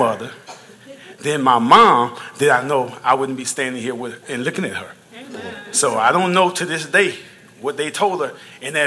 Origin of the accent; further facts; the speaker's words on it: Louisiana, United States; I'm from Louisiana, and I was raised Southern Baptist